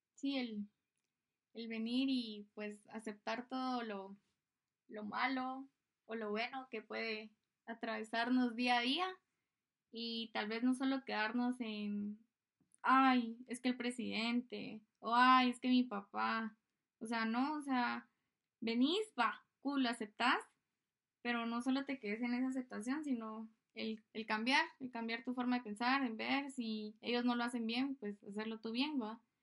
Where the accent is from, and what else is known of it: Guatemala